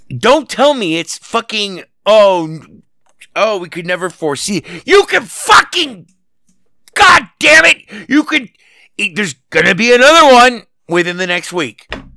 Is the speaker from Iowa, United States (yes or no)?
no; Las Vegas, Nevada, United States; here in my hometown, Las Vegas, where I'm speaking to you from